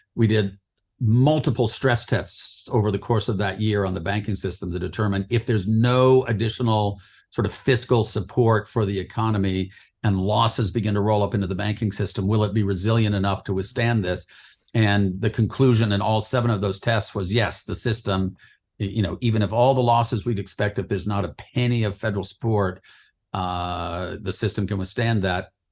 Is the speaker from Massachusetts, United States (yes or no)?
no; northern Utah, United States; moved away as an adult; also born or lived in San Francisco / New York / Washington / London; grew up in the West, uh, mostly in, uh, Utah, uh, in a little town in northern Utah